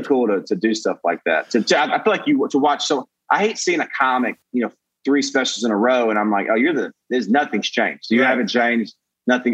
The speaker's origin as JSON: {"language": "English", "town": "Brookwood", "region": "Alabama", "country": "United States", "tie": "born or raised there", "also_born_or_lived": "Atlanta / Nashville / New York / Los Angeles", "moved": "as an adult", "lives_now": "Austin, United States", "said": "Alabama, where I was born"}